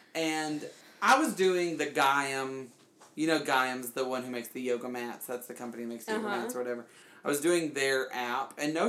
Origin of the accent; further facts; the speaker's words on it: Alabama, United States; because I'm from Alabama.